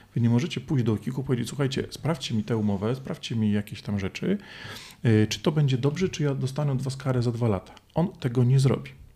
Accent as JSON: {"language": "Polish", "country": "Poland", "said": "ja z Polski"}